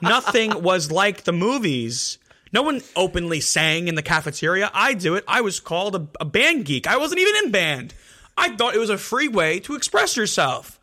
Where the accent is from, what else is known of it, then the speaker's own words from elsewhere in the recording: Elmwood Park, New Jersey, United States; I'm from Elmwood Park